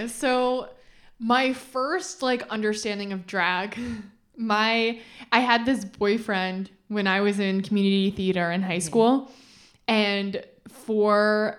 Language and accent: English; Rockland County, New York, United States; I grew up in New York State in Rockland County.